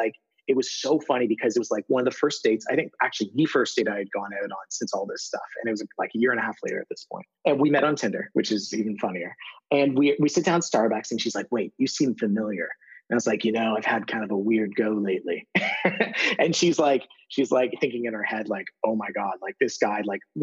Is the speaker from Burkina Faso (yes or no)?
no; Toronto, Ontario, Canada; TED Toronto, like 1,200 people in my hometown